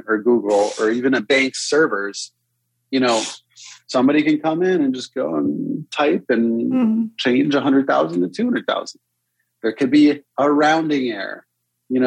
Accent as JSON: {"language": "English", "region": "Connecticut", "country": "United States", "tie": "born or raised there", "moved": "yes", "said": "I grew up in Connecticut to start."}